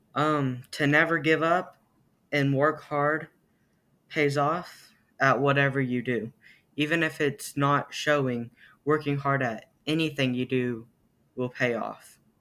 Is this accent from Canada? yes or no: no; Amber, Oklahoma, United States; I am from Amber, Oklahoma